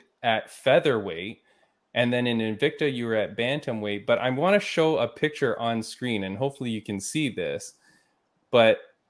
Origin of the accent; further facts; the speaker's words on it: Canada; As a Canadian